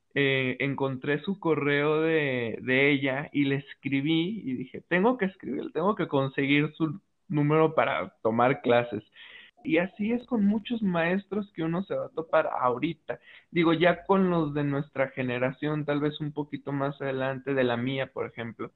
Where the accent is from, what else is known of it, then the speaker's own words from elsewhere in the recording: Mexico; como mexicanos